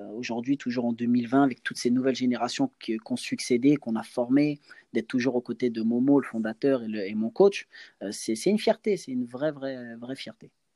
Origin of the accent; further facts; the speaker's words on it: Angers, Pays de la Loire, France; chez moi à Angers